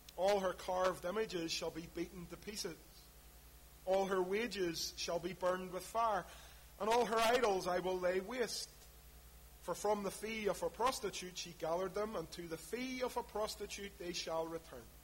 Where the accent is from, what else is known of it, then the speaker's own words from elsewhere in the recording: Belfast, Northern Ireland, United Kingdom; when I was growing up in East Belfast